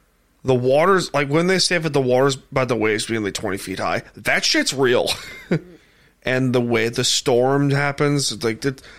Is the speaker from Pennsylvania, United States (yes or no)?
no; Blue Point, New York, United States; I'm from Blue Point, and that's literally on the water.